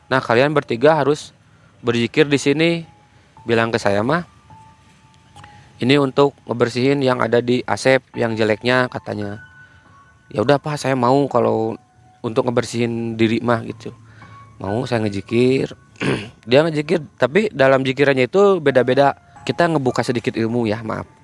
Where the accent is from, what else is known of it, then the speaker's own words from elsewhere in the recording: Bandung, West Java, Indonesia; Saya bilang aja dari Bandung, saya dari Bandung Barat.